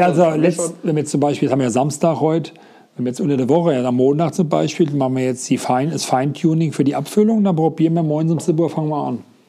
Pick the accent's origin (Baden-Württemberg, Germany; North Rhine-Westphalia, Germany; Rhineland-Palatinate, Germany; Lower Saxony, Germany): Rhineland-Palatinate, Germany; Rheinhessen; Bei uns in Rheinhessen